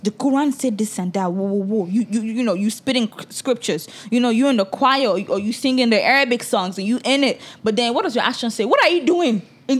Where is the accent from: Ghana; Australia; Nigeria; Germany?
Nigeria; Because I am a Nigerian woman.